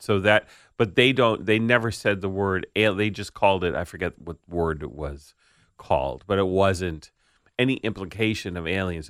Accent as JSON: {"language": "English", "town": "New York City", "region": "New York", "country": "United States", "tie": "born or raised there", "said": "the house I grew up in on Staten Island"}